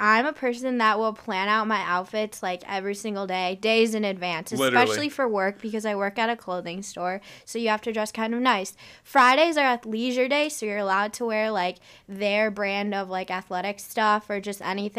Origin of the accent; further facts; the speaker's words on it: Chicago, Illinois, United States; moved away; I'm also from the Midwest.